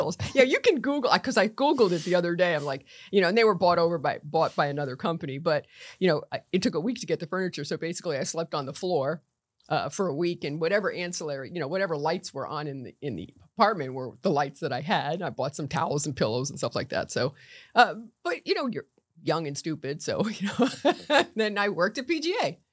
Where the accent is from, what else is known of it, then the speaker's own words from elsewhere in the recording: Norwalk, Connecticut, United States; moved away as an adult; now in Palm Beach County, United States; I was born in Norwalk, Connecticut, and I went to the same high school as my dad